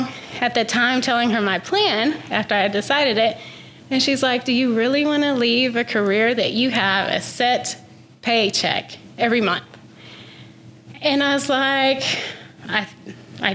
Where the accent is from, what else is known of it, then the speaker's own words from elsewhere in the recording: Canyon, Texas, United States; also born or lived in Monterrey, Mexico; I was born in Monterrey, Mexico, and I actually grew up in Canyon, though, since I was 2 years old